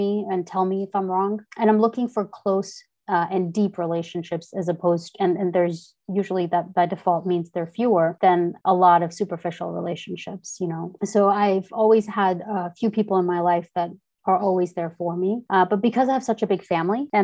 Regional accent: India; moved away; growing up in India

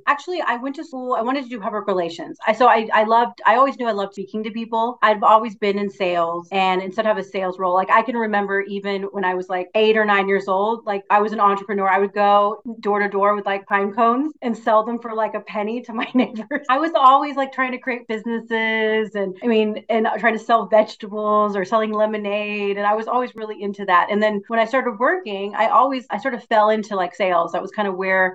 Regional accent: Houston, Texas, United States; also born or lived in West Virginia; I grew up in Houston

